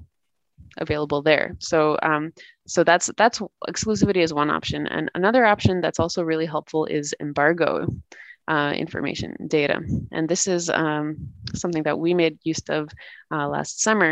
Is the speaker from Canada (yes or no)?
yes; Canada; moved away as an adult; now in Latvia; I'm originally born and raised in Canada, and I've been living in Latvia for the past